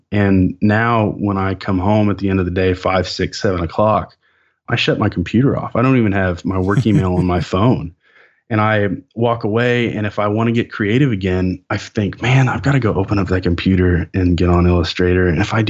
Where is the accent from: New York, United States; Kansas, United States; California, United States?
Kansas, United States; Lawrence; we're both from Kansas, just very close to where I grew up. Like, {S0} it's in the blood. {S1} Like I was born in Lawrence.